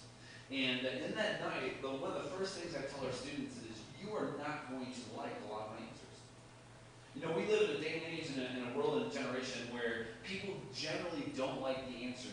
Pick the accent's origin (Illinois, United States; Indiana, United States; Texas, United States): Illinois, United States; Chicago; I'm from Chicago